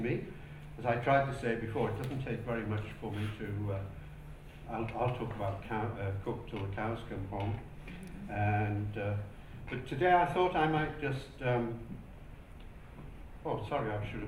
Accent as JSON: {"language": "English", "area": "County Durham", "region": "North East England", "country": "United Kingdom", "moved": "as an adult", "lives_now": "Hamilton, New Zealand", "said": "I come from County Durham, best part of England. But I've lived in Aotearoa, New Zealand now for 37 years"}